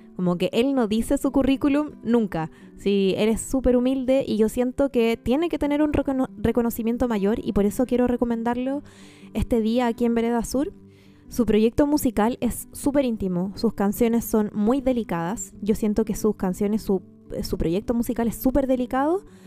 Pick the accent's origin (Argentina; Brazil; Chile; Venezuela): Chile; Arica, Arica y Parinacota; Yo soy de Arica, de la región de Arica y Parinacota